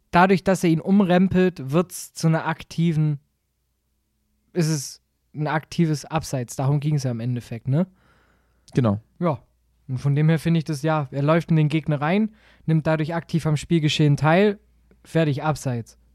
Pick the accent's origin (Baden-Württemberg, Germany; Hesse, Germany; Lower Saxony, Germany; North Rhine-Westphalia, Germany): Baden-Württemberg, Germany; Stuttgart; ich sage als Stuttgarter Dankeschön, ganz ehrlich.